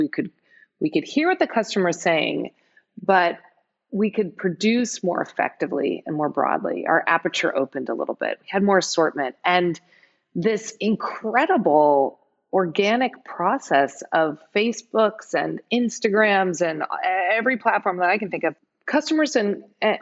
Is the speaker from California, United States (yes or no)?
yes; San Francisco, California, United States; I'm from San Francisco, I live in San Francisco